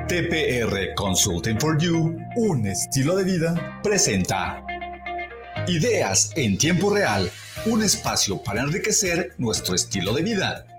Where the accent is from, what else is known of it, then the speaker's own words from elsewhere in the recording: Tonalá, Jalisco, Mexico; soy originario de Tonalá